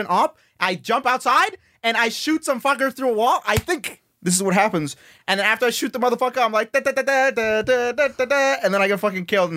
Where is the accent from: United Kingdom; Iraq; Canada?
Canada; Winnipeg, Manitoba; I'm from Winnipeg, Manitoba.